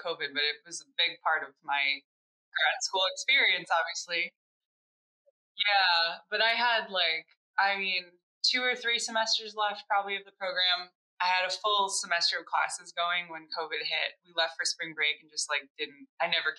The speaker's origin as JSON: {"language": "English", "region": "Michigan", "country": "United States", "said": "I'm also from Michigan"}